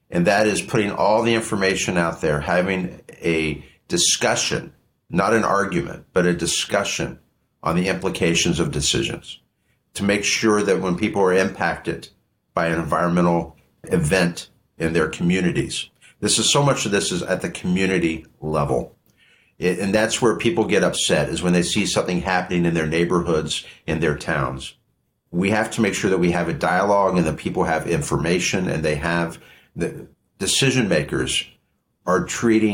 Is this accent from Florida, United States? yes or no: no; Butler County, Ohio, United States; I'm from Ohio. I'm from Butler County on the other side of the state from East Palestine.